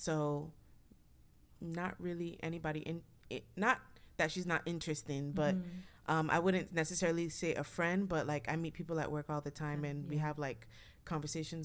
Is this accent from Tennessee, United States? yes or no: no; New York, United States; now in Texas, United States; I was born and raised in New York